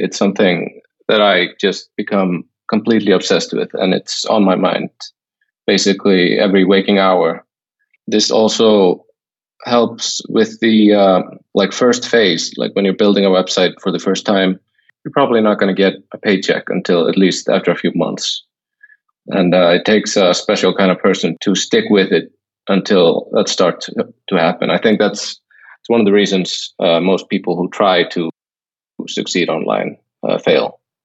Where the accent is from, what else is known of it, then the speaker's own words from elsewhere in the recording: Iceland; moved away as an adult; now in Thailand; I, have always lived in Iceland, although I'm I'm staying in Thailand now